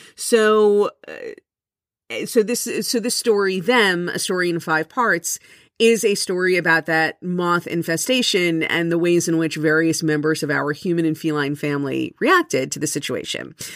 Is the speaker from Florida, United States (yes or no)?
yes; South Florida, United States; I was born and raised in South Florida